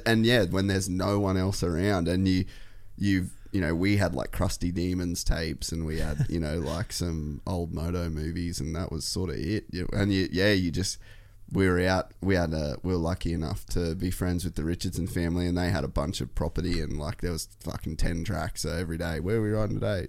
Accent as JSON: {"language": "English", "town": "Cairns", "region": "Queensland", "country": "Australia", "tie": "born or raised there", "said": "I grew up in Cairns"}